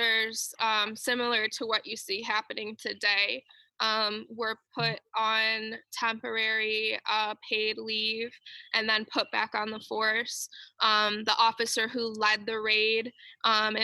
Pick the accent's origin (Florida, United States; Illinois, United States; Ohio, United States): Illinois, United States; Chicago; moved away as an adult; also born or lived in Washington, D.C. / Mountain View, California; I'm originally from Chicago